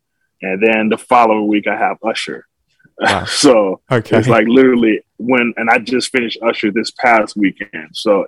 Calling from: Burbank, California, United States; I'm joining you from Center Stage Rehearsal Studio in Burbank, California, where I'm currently doing summer rehearsals

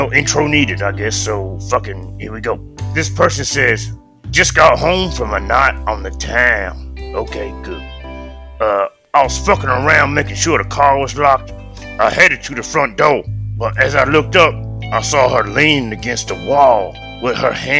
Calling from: Kenya

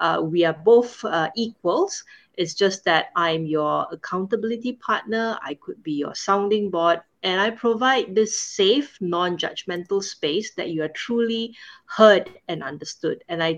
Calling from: Singapore; I'm calling in from Singapore, and right now is 9:30 p.m.

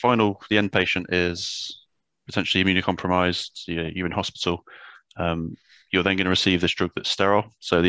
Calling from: Shinfield, South East England, United Kingdom; So just outside Reading, just in Shinfield, working from home today.

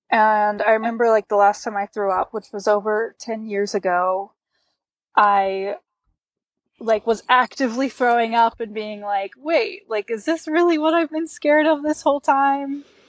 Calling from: Bozeman, Montana, United States; I'm in Bozeman, Montana.

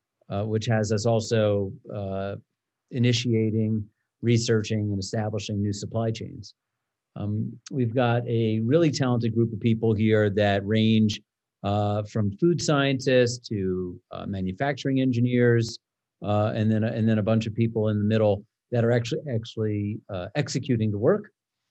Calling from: Broomfield, Colorado, United States; Zooming in from the Kitchen Coop offices in Broomfield, Colorado.

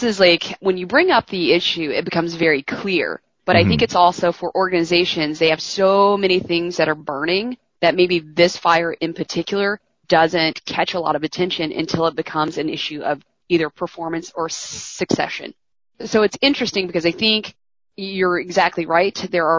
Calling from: Houston, Texas, United States; I am calling in from Houston.

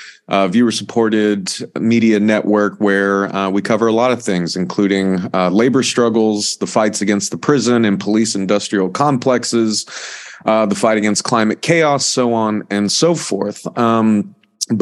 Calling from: Baltimore, Maryland, United States; I am calling in from Baltimore in the United States, from the Real News Network studio here in Baltimore.

